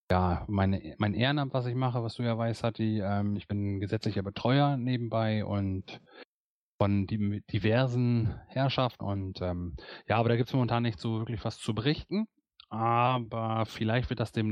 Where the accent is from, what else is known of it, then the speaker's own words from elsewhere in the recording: Cloppenburg, Lower Saxony, Germany; born there; also gebürtig äh, komme ich eigentlich aus Kloppenburg